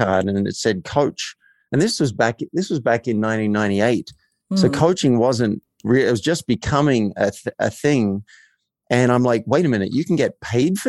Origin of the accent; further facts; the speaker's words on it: Australia; I grew up in a country town in Australia.